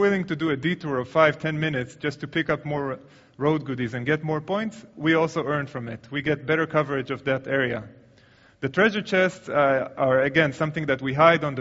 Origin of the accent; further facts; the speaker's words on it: Tel Aviv, Tel Aviv District, Israel; my hometown, Tel Aviv.